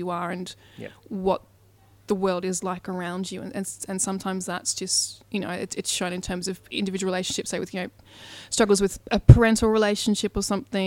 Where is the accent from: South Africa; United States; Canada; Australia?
Australia; I'm Australian